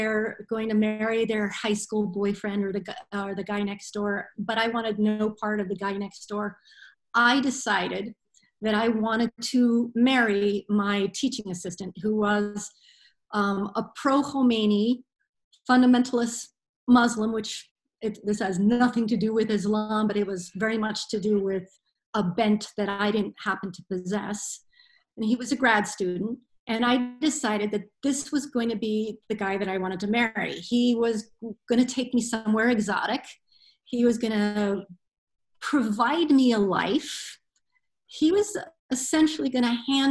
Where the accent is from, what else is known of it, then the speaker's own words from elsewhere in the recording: United States; moved away as an adult; now in Ireland; they were perceiving me as an American